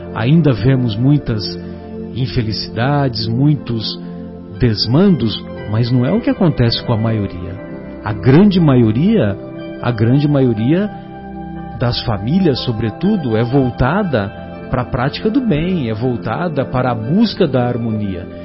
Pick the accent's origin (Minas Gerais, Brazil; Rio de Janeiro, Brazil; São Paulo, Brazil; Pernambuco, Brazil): São Paulo, Brazil; São José do Rio Pardo; lá na minha cidade, São José do Rio Pardo